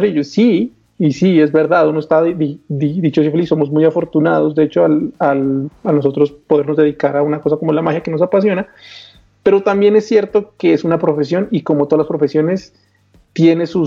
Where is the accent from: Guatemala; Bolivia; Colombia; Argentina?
Colombia; yo vivo en Colombia, soy de Colombia.